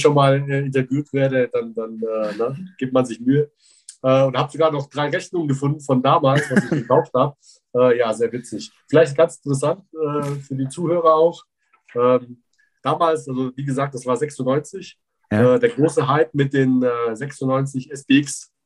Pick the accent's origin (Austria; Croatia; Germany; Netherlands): Germany; Füssen, Bavaria; ich bin in Allgäu groß geworden, genauer gesagt in Füssen